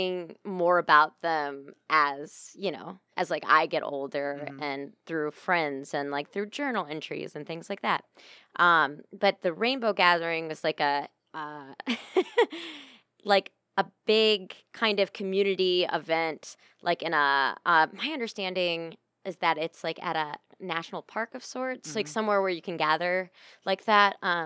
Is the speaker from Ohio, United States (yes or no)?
yes; Sylvania, Ohio, United States; I grew up in Sylvania, which is a little suburb of Toledo.